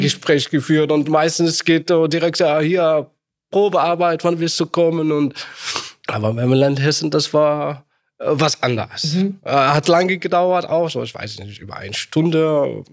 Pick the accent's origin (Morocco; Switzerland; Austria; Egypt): Morocco; German is a second language; now in Germany; Ich komme ja aus Marokko